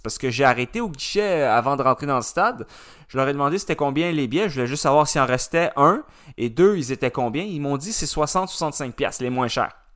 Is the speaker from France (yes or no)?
no; Canada; on est Canadien quand même